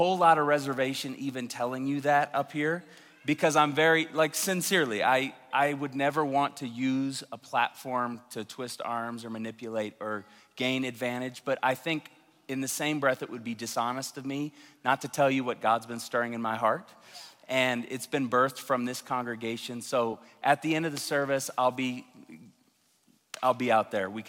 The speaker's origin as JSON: {"language": "English", "town": "Tulsa", "region": "Oklahoma", "country": "United States", "tie": "born or raised there", "moved": "as an adult", "said": "I'm from Tulsa. His mom was my piano teacher when I was 10 years old"}